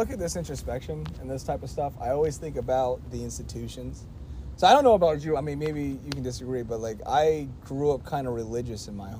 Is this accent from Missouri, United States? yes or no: no; Pennsylvania, United States; because when I say I'm from Pennsylvania, that's not good enough.